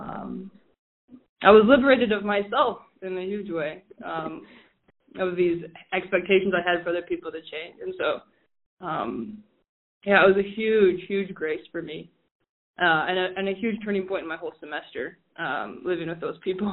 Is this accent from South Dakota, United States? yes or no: yes; Rapid City, South Dakota, United States; I am originally from Rapid City, grew up as a parishioner from the Cathedral of Our Lady of Perpetual Health